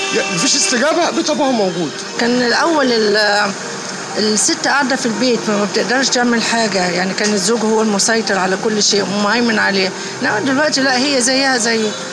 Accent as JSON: {"language": "Arabic", "country": "Egypt", "said": "عندنا في مصر"}